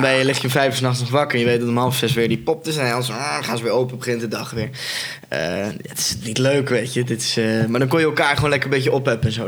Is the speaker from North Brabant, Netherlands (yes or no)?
yes; North Brabant, Netherlands; ik kom zelf ook uit Brabant